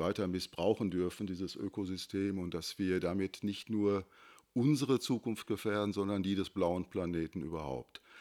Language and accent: German; Unna, Bergkamen, Kamen area, North Rhine-Westphalia, Germany; now in Hattingen, Germany; Also ich komme aus der Gegend Unna, Berchkam, Kam. Äh, da war also richtig die, ja, die Steinkohle im Vordergrund, die Montanindustrie genauso vorherrschend wie hier in Hattingen auch.